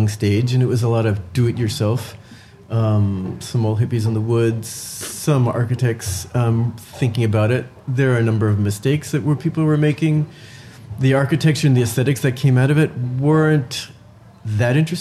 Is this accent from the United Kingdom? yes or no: no; New Jersey, United States; now in New York City, United States; I grew up in New Jersey